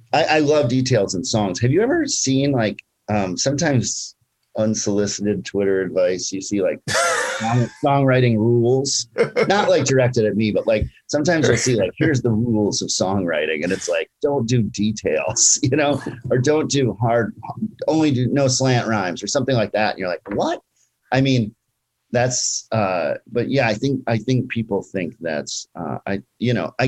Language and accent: English; Minneapolis, Minnesota, United States; now in Brooklyn, United States; that's my hometown, Minneapolis, Minnesota